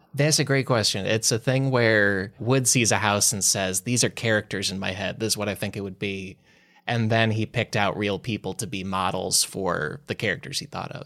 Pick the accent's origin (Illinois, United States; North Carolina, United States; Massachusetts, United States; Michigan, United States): Illinois, United States; Glen Ellyn; me growing up in Glen Ellen, Illinois